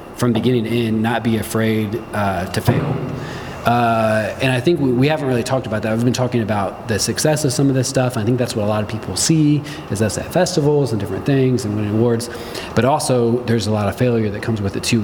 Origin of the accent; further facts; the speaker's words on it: Midwest, United States; growing up in the Midwest